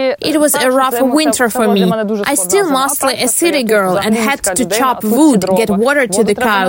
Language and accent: English; Vinnytsia, Vinnytsia Oblast, Ukraine; moved away as an adult; now in Khmelnytsky Oblast, Ukraine; I'm definitely a city person. I was born in Vinnytsia and grew up there. I came here to the country for the first time in the spring of 2020.